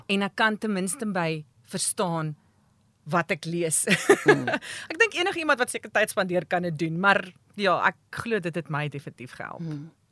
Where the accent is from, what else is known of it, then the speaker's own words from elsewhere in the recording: Standerton, Mpumalanga, South Africa; moved away as an adult; also born or lived in Pretoria; Maar ek kom van Mpumalanga af. Ek het groot geword op Standerton.